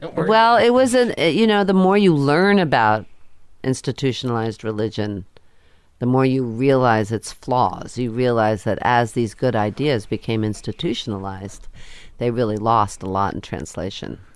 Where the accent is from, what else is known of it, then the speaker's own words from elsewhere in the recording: New Jersey, United States; also born or lived in Queens, New York; I grew up in Queens for a while, and then we moved to New Jersey